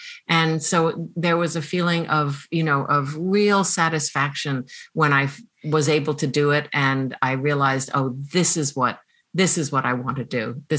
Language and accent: English; United States; oh, I'm actually an American